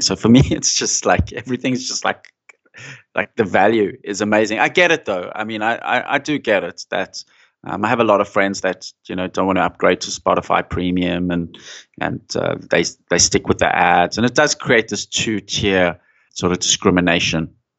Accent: South Africa; moved away; I was growing up in South Africa and there was that environment in, in the eighties

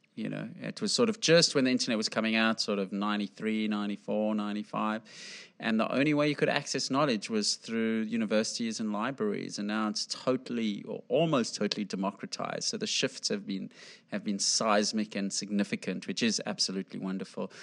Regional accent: South Africa; I grew up in South Africa

